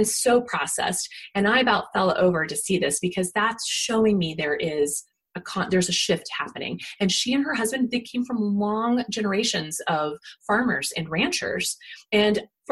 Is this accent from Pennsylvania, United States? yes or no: no; Kansas, United States; moved away; where I grew up in Kansas